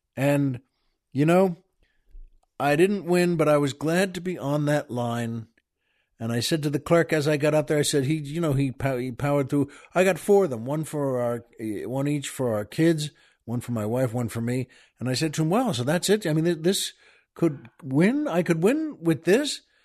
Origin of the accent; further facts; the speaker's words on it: Long Island, New York, United States; now in Southern California, United States; We grew up on Long Island.